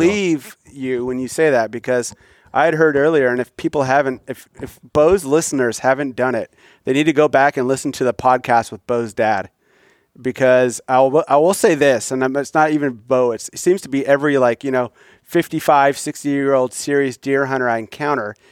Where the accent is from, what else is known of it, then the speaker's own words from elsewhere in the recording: Midwest, United States; I grew up in the Midwest hunting agriculture